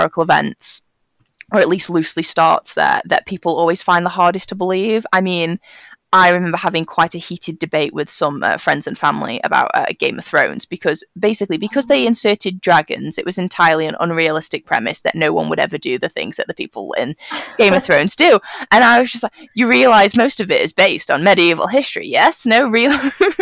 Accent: United Kingdom; me as a British person

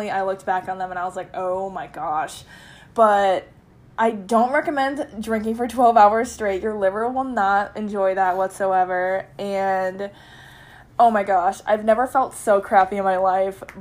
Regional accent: United States; We go there and we get free shots because just because we're American.

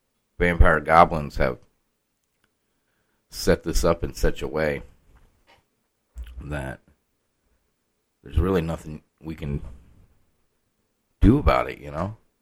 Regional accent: Iowa, United States; now in Arkansas, United States; I got pussified, though. I came from Iowa. Now I live in Arkansas, and now I'm pussified.

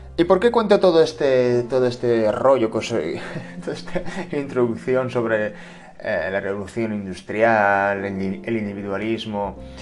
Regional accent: Spain

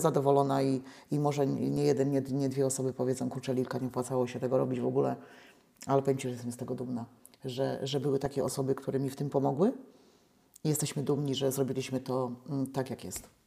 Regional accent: Dziadkowo, Poland; w Dziadkowie się urodziłam, ja tych ludzi bardzo dobrze znam

